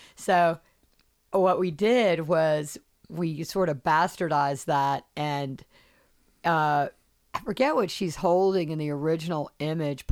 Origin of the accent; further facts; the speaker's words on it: Charleston, South Carolina, United States; I'm from South Carolina, I'm from Charleston